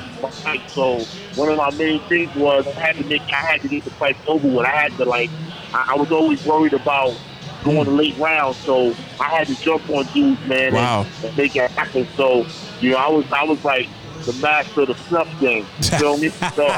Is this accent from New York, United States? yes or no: yes; New York City, New York, United States; also born or lived in East Flatbush, Brooklyn; I'm from Brownsville, Brooklyn, born and raised.